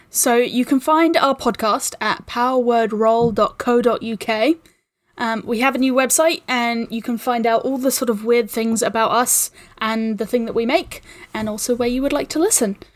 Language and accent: English; New Zealand; I'm a New Zealander